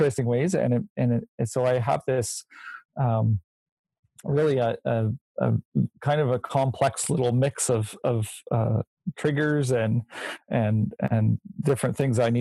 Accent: Nova Scotia, Canada; moved away; I'm from Nova Scotia originally

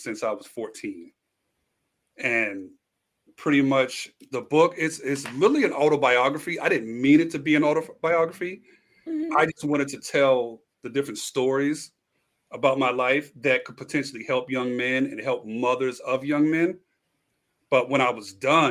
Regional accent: New York City, New York, United States; moved away as an adult; also born or lived in Philadelphia / Washington D.C. area; now in Los Angeles, United States; moved from New York to LA, originally from Brooklyn. Spent a lot of time in the area. Yeah, from Bed-Stuy

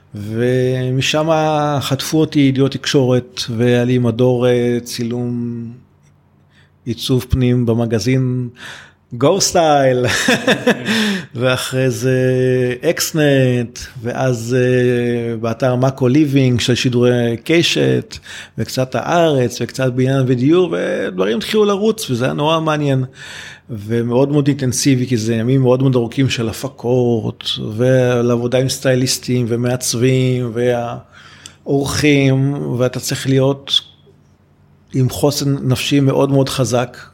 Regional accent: Rishon LeZion, Central District, Israel; אני ילד שגדל בשנות ה-80 בראשון לציון

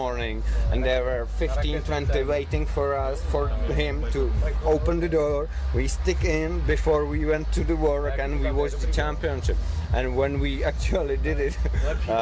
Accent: Poděbrady, Central Bohemian Region, Czechia; English is a second language; moved away as an adult; also born or lived in Ireland; So there were 8 of us from my hometown, from Czech

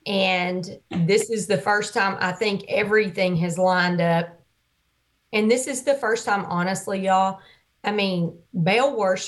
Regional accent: Arkansas, United States; You didn't know I'm from Arkansas.

